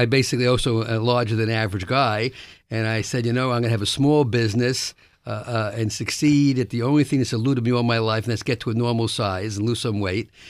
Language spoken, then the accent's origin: English; New York City, New York, United States; I was born in the South Bronx, uh, first generation of my family to get a, born in America